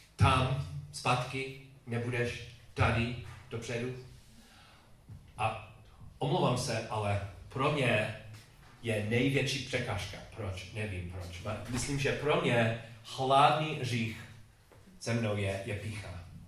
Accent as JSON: {"language": "Czech", "region": "England", "country": "United Kingdom", "tie": "born or raised there", "also_born_or_lived": "Chicago, United States", "second_language": "Czech", "moved": "yes", "said": "když jsem byl mladý kluk v Anglii, ta škola"}